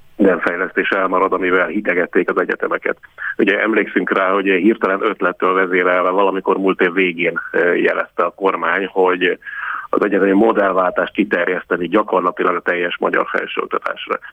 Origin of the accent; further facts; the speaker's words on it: Pécs, Baranya, Hungary; én magam Pécsi vagyok